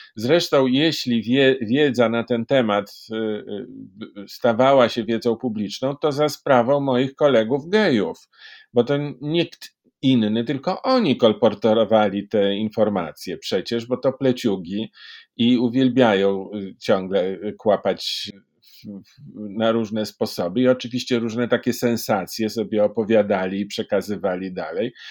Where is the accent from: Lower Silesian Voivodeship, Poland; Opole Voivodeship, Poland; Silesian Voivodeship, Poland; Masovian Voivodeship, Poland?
Masovian Voivodeship, Poland; Warsaw; Urodziłem się w Warszawie.